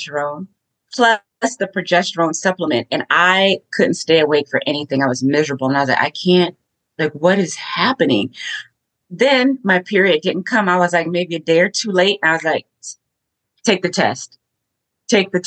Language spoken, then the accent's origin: English; Los Angeles, California, United States; now in Clearwater, United States; I'm an LA girl, born and raised in California, but I currently live in Clearwater, Florida